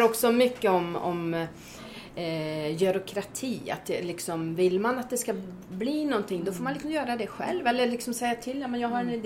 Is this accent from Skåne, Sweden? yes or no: no; Åmål, Västra Götaland, Sweden; moved away as an adult; also born or lived in Gotland / Gothenburg / New York / Fröskog; now in Dalsland, Sweden; Jag, jag är uppväxt i Åmål